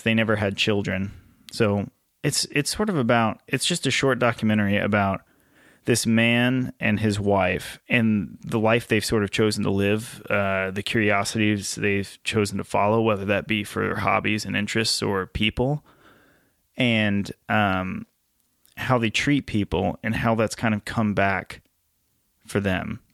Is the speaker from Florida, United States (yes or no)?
no; Nashville, Tennessee, United States; I'm from Nashville